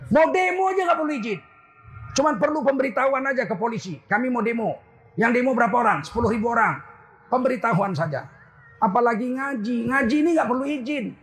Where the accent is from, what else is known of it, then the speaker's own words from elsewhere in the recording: Putrijo, North Sumatra, Indonesia; Iya nggak enak kali aku digini-gini di kampung halamanku sendiri. Saya ini lahir